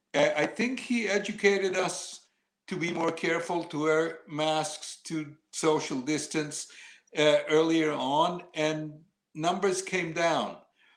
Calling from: New York City, New York, United States; I'm calling from New York City.

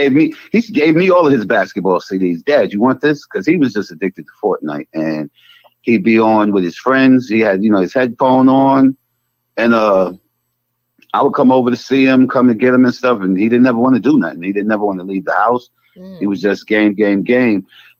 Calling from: North Carolina, United States; I'm calling from North Carolina.

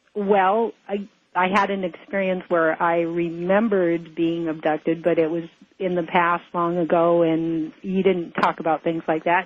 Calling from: Hawaii, United States; I'm calling from Hawaii

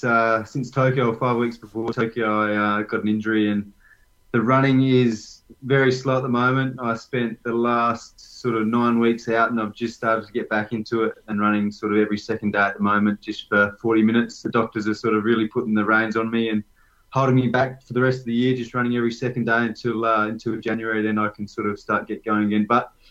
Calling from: Canberra, Australian Capital Territory, Australia; I'm joining you guys from Canberra. It's a little bit nippy tonight, but, the nation's capital

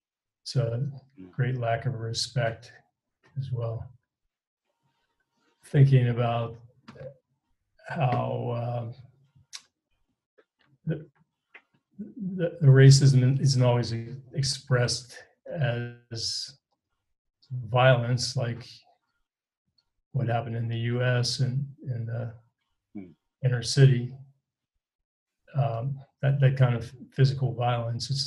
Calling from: Peru; I'm calling here from Peru

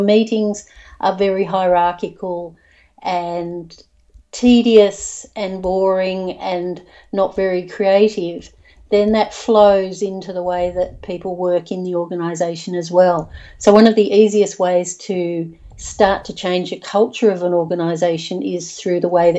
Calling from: Bells Beach, Victoria, Australia; I'm calling in from Bells Beach.

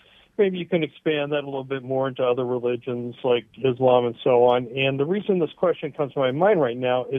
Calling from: Chatsworth, California, United States; from Chatsworth.

